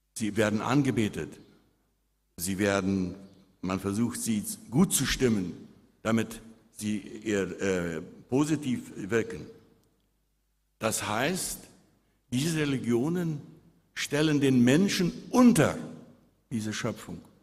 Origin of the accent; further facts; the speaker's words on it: Friedensheim, Boquerón, Paraguay; als ich als Jugendlicher in Friedensheim auf einem Hof weit weg von Licht elektrischen Strom wohnte